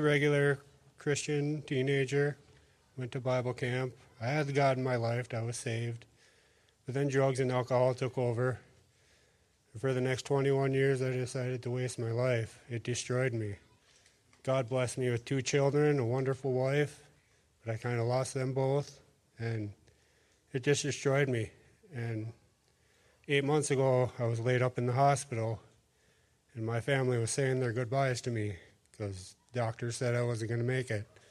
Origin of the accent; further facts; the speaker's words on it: Brainerd Lakes area, Minnesota, United States; I'm from the Brainerd Lakes area